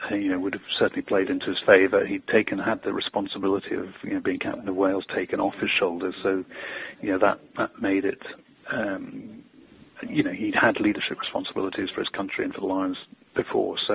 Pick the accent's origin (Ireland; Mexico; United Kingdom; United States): Ireland; and you know, as an Irishman, I think